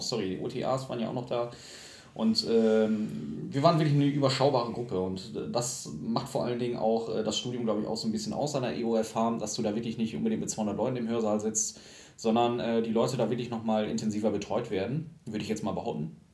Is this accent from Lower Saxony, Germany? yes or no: yes; Lingen, Lower Saxony, Germany; moved away as an adult; ich komme ja halt aus Lingen und ähm, habe davor noch in einem kleineren Dörfchen in der Nähe von Lingen gewohnt